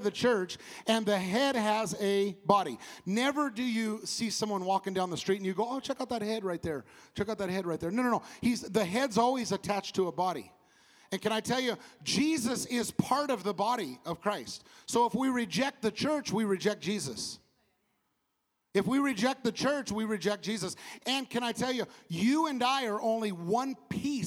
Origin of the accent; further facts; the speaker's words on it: California, United States; I come from California